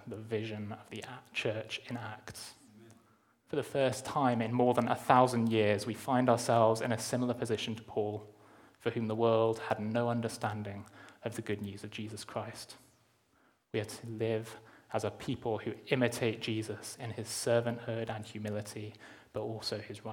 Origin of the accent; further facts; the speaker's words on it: Durham, North East England, United Kingdom; now in Cheltenham, United Kingdom; where I grew up in Durham